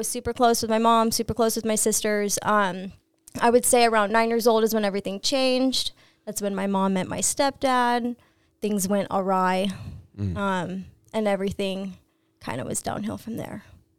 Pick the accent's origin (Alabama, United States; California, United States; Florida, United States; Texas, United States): California, United States; Lakeside; also born or lived in Santee / El Cajon; Grew up in Lakeside, moved to Santee, then ended up in El Cajon somehow.